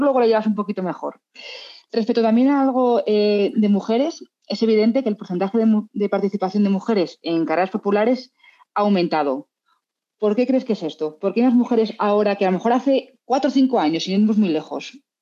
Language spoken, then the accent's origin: Spanish; Madrid, Community of Madrid, Spain; now in Salamanca, Spain; Yo soy madrileña, aunque viva en Salamanca